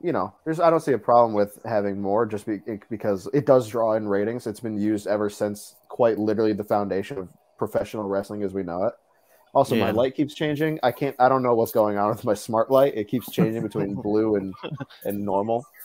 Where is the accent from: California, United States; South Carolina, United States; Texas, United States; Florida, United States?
South Carolina, United States; moved away; also born or lived in Gatlinburg, Tennessee; I was born in South Carolina